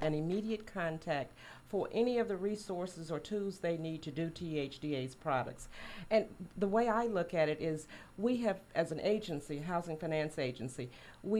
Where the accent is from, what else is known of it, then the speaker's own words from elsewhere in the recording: West Tennessee, United States; I grew up in West Tennessee